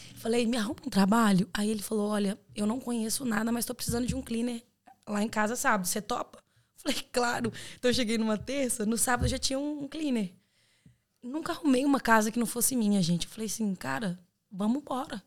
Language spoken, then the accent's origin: Portuguese; Belo Horizonte, Minas Gerais, Brazil; moved away as an adult; now in Ireland; sou de BH, Minas Gerais